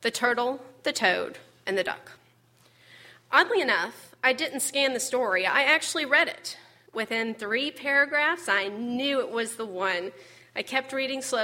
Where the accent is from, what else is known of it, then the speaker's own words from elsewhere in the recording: Fayetteville, Arkansas, United States; now in Little Rock, United States; Fayetteville, my hometown